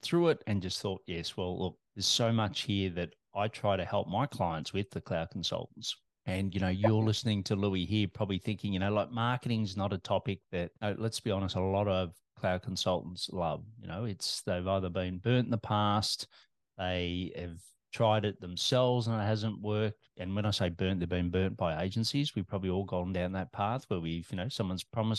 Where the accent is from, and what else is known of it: Australia